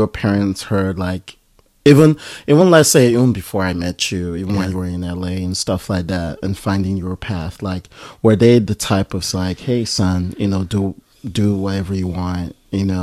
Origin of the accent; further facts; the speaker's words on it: Nigeria; I'm Nigerian.